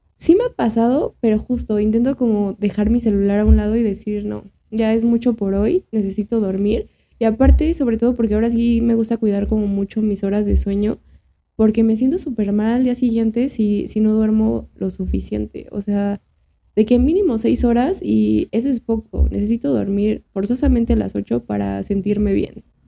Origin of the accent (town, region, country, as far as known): Mexico